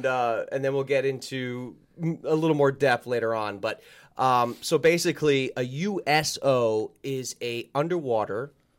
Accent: New Jersey, United States; born or raised there

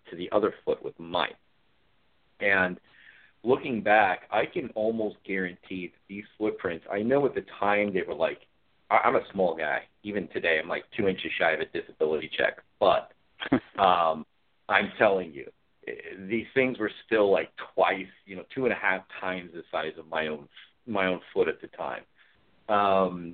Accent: Ashland, Oregon, United States; also born or lived in Rogue River, Oregon; I was raised here in southern Oregon area around Ashland. I live in Roseburg today

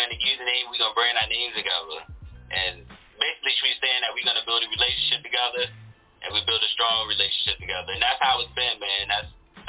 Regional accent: Baton Rouge, Louisiana, United States; now in Lexington Park, United States; I was born in Baton Rouge, Louisiana. I'm from the South

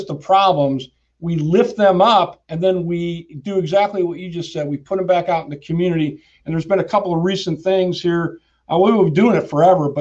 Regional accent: San Francisco, California, United States; I was born in San Fran

